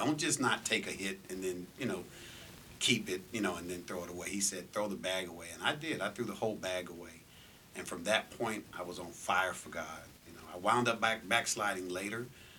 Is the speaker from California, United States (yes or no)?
yes; Los Angeles, California, United States; moved away as an adult; also born or lived in Santa Ana, California / Seattle, Washington; now in Las Vegas, United States; Hometown, I was born in Orange County, California, Santa Ana. Raised in L.A. From Orange County to Seattle, from Seattle back to California, but we were raised in L.A., South Central. And I reside now, 25 years, here in Las Vegas, Nevada.